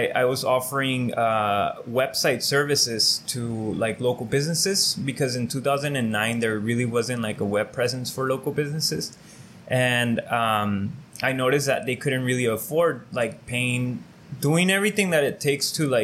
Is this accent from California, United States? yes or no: yes; Calexico, California, United States; I grew up here in Calexico